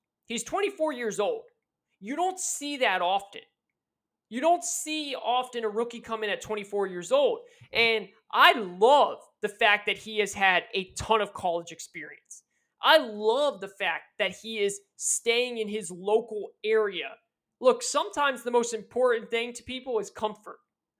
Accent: North Carolina, United States; I'm from North Carolina.

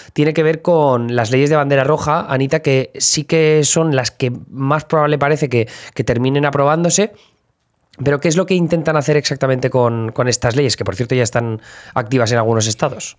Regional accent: Spain; now in United States; desde el punto de vista español

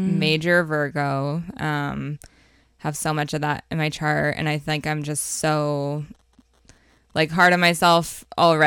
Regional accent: Beaverton, Oregon, United States; I grew up in Oregon in Beaverton, and I'm the youngest of three.

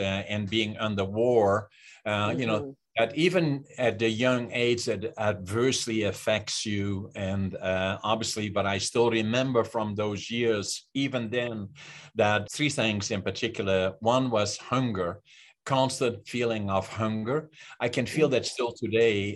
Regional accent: Netherlands; moved away; I was born in Holland in 1940 in Northeastern Holland, close to the German border.

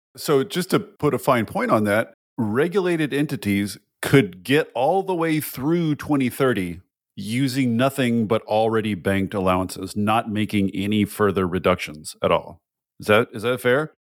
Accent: Washington, United States; moved away; from my hometown point of view, the dysfunctions of California's cap and trade system very much matter for Washington

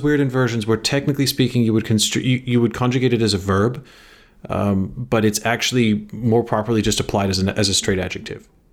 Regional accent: England, United Kingdom; now in United States; I was not born in Engl-, I was educated there

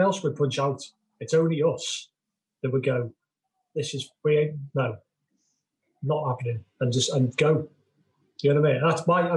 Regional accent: United Kingdom; I like being British.

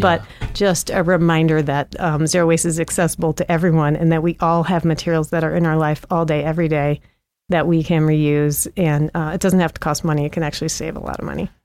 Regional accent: St. Louis, Missouri, United States; moved away as an adult; also born or lived in Princeton, New Jersey; now in Missoula, United States; I grew up mostly in Saint Louis

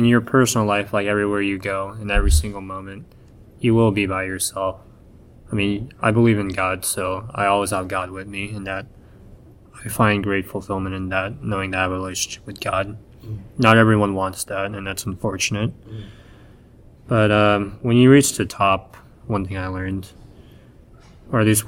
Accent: United States; becoming a manga artist as an American

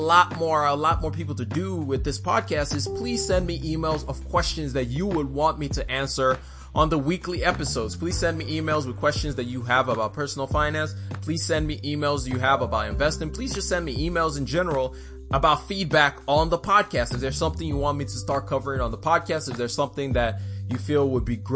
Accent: Nigeria; moved away; I am Nigerian.

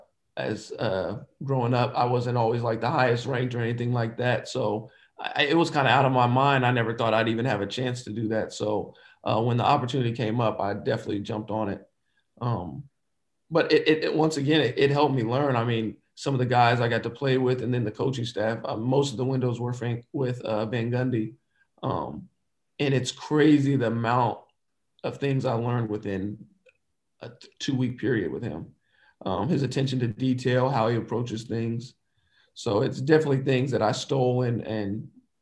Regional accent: Dayton, Ohio, United States; I'm from Dayton, Ohio

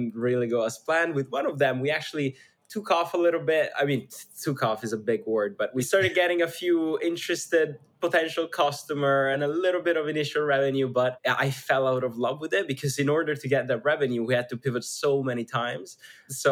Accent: schooled in Switzerland, northern Italy, Italy; English is a second language; moved away; I come from a really small town north of Italy, actually on the verge of Switzerland. So I grew up essentially in Switzerland, going to school in Switzerland

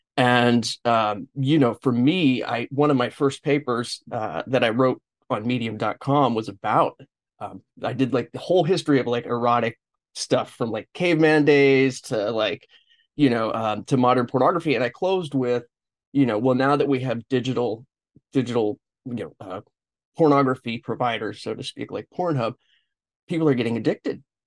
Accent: Los Angeles, California, United States; I am from Los Angeles

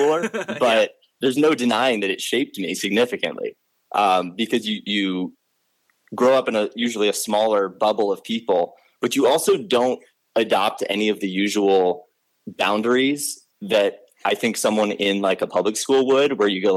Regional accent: Arlington, Virginia, United States; I grew up in Arlington, Virginia, which is part of what we call Nova

